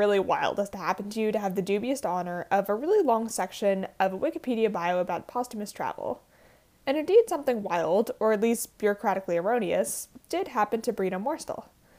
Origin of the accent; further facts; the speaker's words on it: Colorado, United States; My home state, Colorado